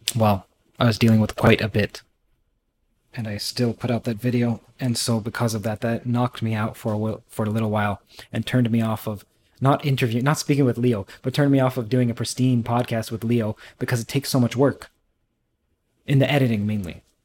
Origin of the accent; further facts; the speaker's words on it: Trinidad & Tobago; I'm from Trinidad